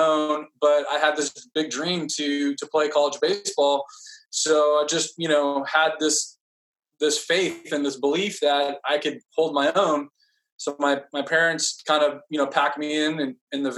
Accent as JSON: {"language": "English", "town": "Fresno", "region": "California", "country": "United States", "tie": "born or raised there", "said": "I was born and raised in Fresno, California"}